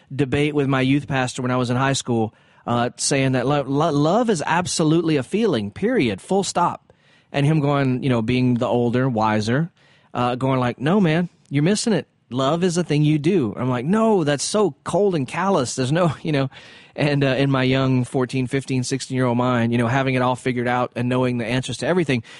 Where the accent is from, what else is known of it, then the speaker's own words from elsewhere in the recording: the South, United States; I'm from the South